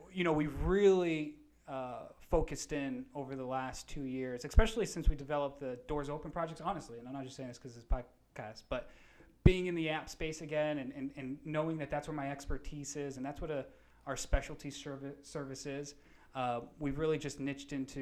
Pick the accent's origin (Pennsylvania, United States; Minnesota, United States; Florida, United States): Florida, United States; Naples; also born or lived in West Palm Beach, Florida; From Naples